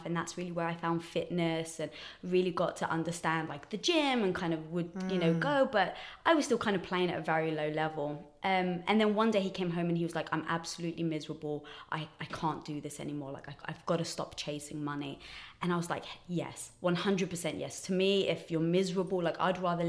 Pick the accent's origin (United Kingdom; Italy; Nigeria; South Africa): United Kingdom; England; moved away as an adult; also born or lived in Los Angeles; now in United States; So I'm from England, as some people may guess from the accent